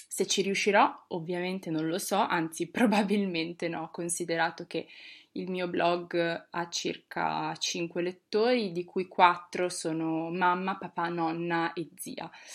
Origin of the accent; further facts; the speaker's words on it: Bologna, Emilia-Romagna, Italy; moved away as an adult; now in Rome, Italy; sono di Bologna